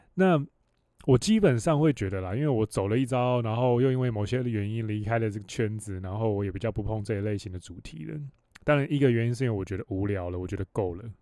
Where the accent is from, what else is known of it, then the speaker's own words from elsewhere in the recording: Hualien County, Taiwan; 我又是成长在，你要说深山里面嘛，我在花莲里面出生